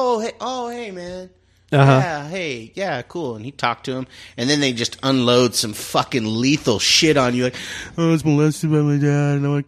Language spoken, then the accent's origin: English; Bakersfield, California, United States; I'm from Bakersfield